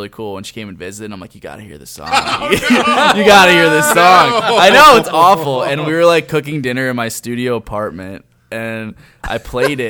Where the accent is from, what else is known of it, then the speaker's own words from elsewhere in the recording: Lancaster, Pennsylvania, United States; I'm from Lancaster, Pennsylvania